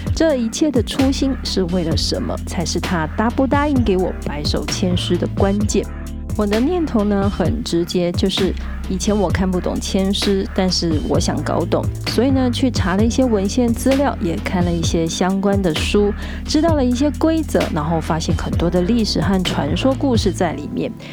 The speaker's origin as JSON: {"language": "Chinese", "country": "Taiwan", "said": "一起再次认识我们的故乡"}